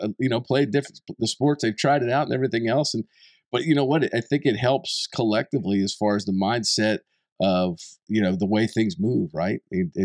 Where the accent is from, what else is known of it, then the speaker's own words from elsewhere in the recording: East Coast, United States; Where I grew up in the East Coast, so we had different seasons.